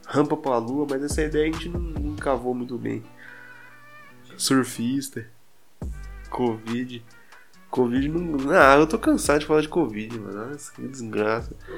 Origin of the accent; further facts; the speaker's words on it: Brazil; accent: interior; eu tenho sotaque ainda de, de interior